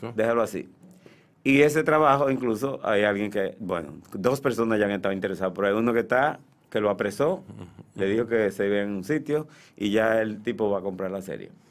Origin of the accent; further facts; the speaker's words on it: Santiago de los Caballeros, Santiago, Dominican Republic; now in Santo Domingo, Dominican Republic; Y yo vengo de Santiago, yo nací en noviembre del 54